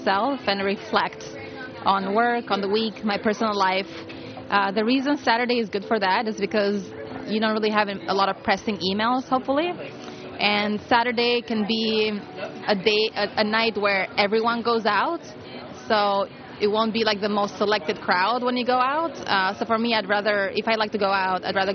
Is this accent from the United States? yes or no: no; Albania; moved away; I come from Europe, so my ideal vacation is in Europe. It has to be in my country, in Albania